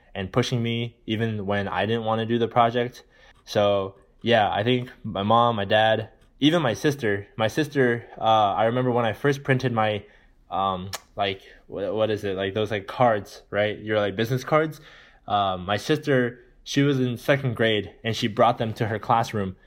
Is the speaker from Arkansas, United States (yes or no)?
no; California, United States; growing up in California in a good neighborhood